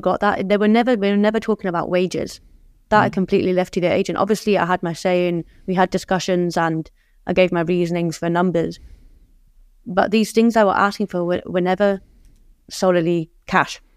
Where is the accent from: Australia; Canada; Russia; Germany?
Germany; moved away; growing up in Germany